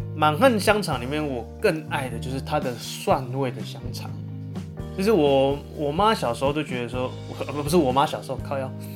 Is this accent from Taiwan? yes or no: yes; central Taiwan, Taiwan; 我算是中部人